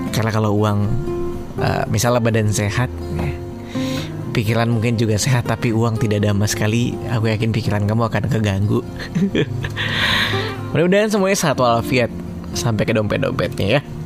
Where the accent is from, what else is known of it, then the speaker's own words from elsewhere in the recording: Kalimantan, Indonesia; moved away; Aku dari Kalimantan